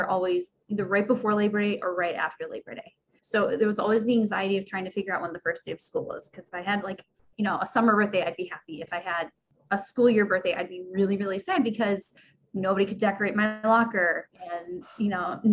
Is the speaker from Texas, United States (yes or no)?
no; Buffalo, New York, United States; I'm from Buffalo.